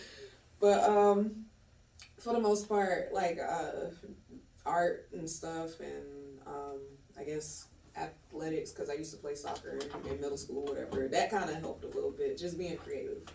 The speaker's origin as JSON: {"language": "English", "town": "Atlanta", "region": "Georgia", "country": "United States", "tie": "born or raised there", "also_born_or_lived": "Clayton County, Georgia", "said": "I am from Atlanta. I'm an Atlanta native. Um, I grew up in Adamsville"}